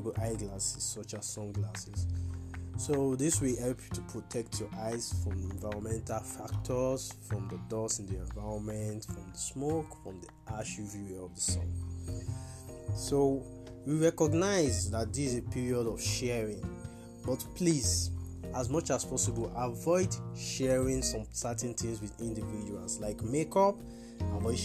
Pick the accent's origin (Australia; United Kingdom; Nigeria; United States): Nigeria; I'm a Nigerian optometrist.